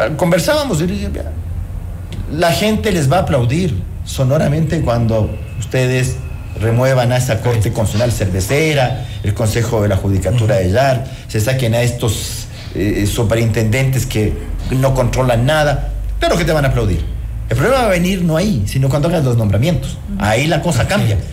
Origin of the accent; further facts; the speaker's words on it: Ecuador; esos somos los ecuatorianos